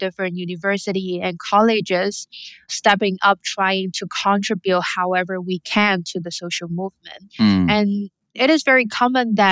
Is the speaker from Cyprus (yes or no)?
no; Hong Kong; growing up in Hong Kong